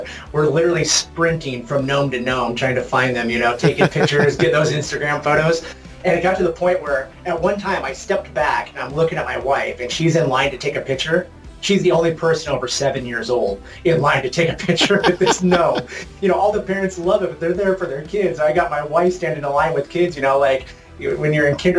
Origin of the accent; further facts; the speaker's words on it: Portland, Oregon, United States; I'm from Portland, Oregon.